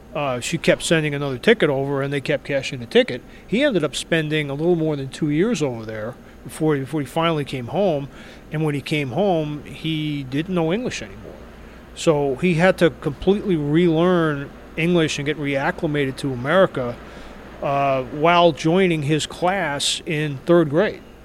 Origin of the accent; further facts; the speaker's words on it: New York, United States; moved away as an adult; now in Minnesota, United States; as you might be able to tell from the accent, I'm not from here. I'm originally from New York, but I've lived here for, for more than a decade